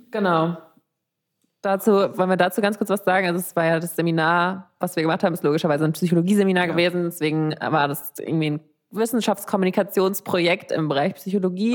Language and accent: German; Frankfurt, Hesse, Germany; moved away as an adult; now in Vienna, Austria; Ich komme aus Frankfurt